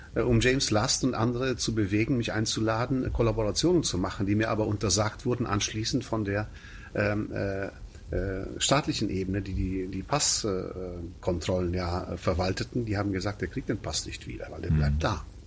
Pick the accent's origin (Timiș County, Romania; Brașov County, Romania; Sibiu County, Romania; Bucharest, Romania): Sibiu County, Romania; Mediaș; also born or lived in Königsdorf, Frechen, Germany; now in Frechen, Germany; gebürtiger Siebenbürger Sachse, das heißt Siebenbürgen, Transsilvanien.